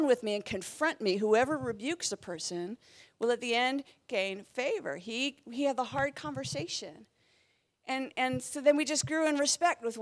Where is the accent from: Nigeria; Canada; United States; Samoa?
Canada; moved away as an adult; also born or lived in Southern England; I moved from Canada to the UK